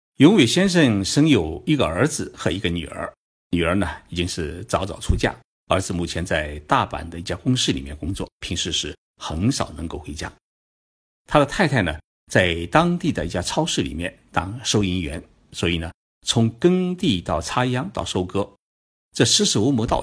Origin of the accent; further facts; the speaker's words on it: Shandong, China; 我们山东人